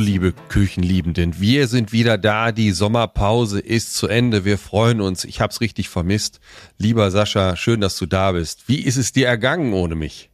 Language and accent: German; Weserbergland, Lower Saxony, Germany; ich komme ja aus dem Norden, ja, im Weserbergland